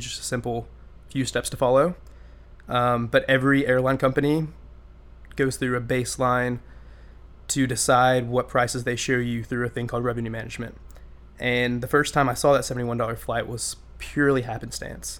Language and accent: English; Birmingham, Alabama, United States; now in Auburn, United States; Growing up in Birmingham, Alabama, everybody I interacted with was kind of in a 15-mile bubble